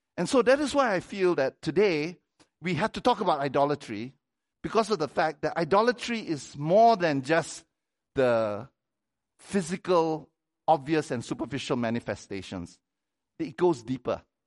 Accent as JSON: {"language": "English", "country": "Malaysia", "moved": "as an adult", "said": "I come from Malaysia"}